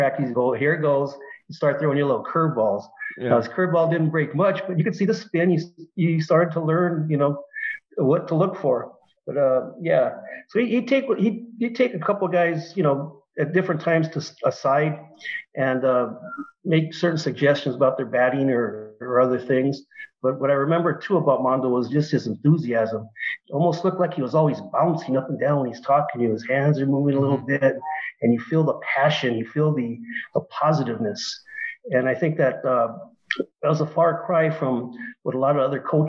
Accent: Montebello, California, United States; I grew up in Montebello.

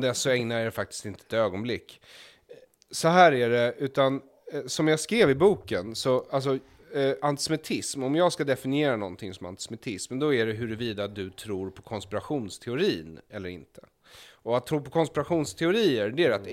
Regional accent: Stockholm, Stockholm County, Sweden; jag växte upp i Stockholm

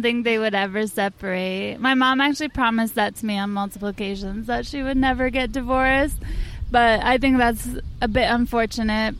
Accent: rural Washington State, United States; I grew up in Washington State, like oh. in rural Washington State.

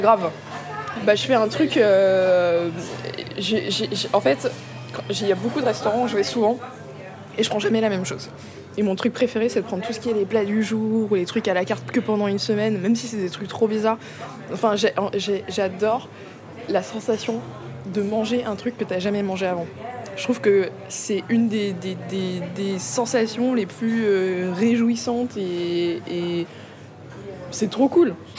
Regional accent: Vitry-sur-Seine, Île-de-France, France; also born or lived in Paris / Central African Republic / southern United States; J'ai grandi à Paris, dans un premier temps. et après, j'ai déménagé à Vitry-sur-Seine, en banlieue.

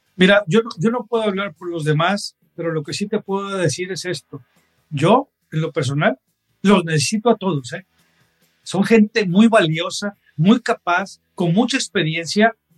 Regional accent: Mexico; todos como mexicanos

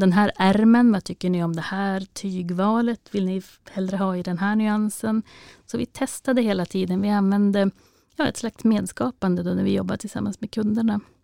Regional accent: Vännäs, Västerbotten County, Sweden; min hemkommun Vännäs och Vännäsby

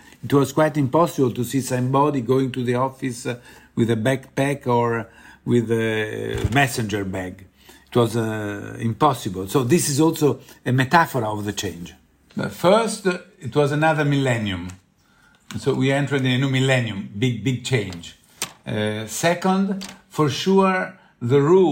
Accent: Rome, Lazio, Italy; I'm from Rome

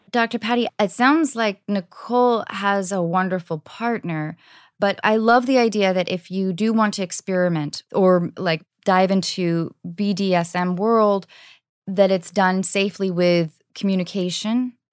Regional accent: United States; being an American woman

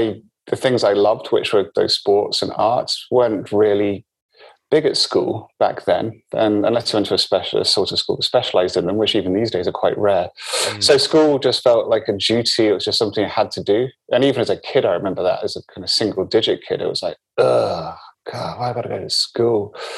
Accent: Forres, Scotland, United Kingdom; also born or lived in Malta; No, I was born in Malta, and I was in Malta until I was just after I was 1 year old, then moved to the very north of Scotland, Forres, which is where they had the Nimrod bases.

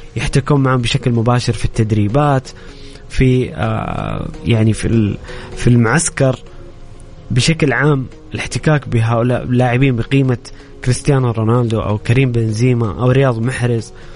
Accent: Saudi Arabia; بالنسبه لنا كسعوديين

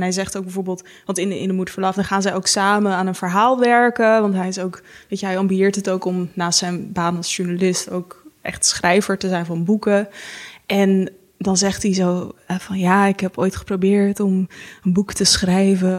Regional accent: Haarlem, North Holland, Netherlands; ik kom zelf uit Haarlem

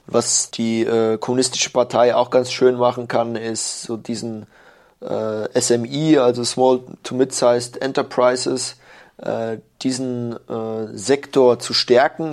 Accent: Germany; moved away as an adult; now in Shanghai, China; als Deutscher

